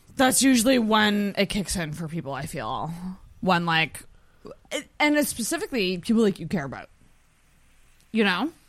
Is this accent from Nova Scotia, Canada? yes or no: yes; Antigonish, Nova Scotia, Canada; I'm from Anagonish, which is two hours away